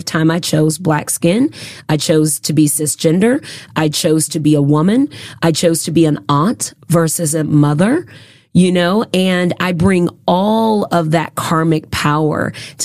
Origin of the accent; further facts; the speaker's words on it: United States; I was raised in America.